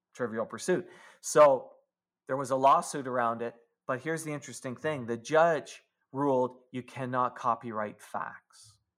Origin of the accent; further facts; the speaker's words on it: Canada; I'm a Canadian.